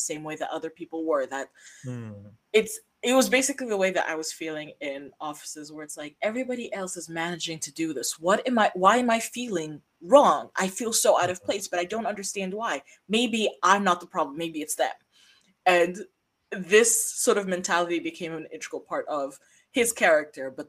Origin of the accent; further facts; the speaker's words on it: United States; moved away; I grew up somewhat near Chicago, and some very notable weekends of my childhood were spent in the city